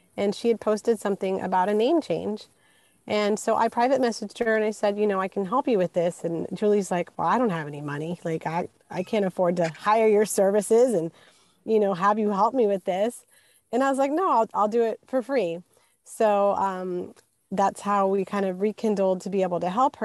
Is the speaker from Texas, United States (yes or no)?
yes; Houston, Texas, United States; also born or lived in Puerto Rico; I grew up in um, Houston, Texas, but I was born in Puerto Rico